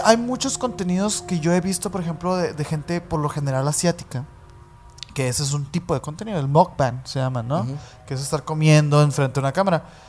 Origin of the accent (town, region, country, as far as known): Mexico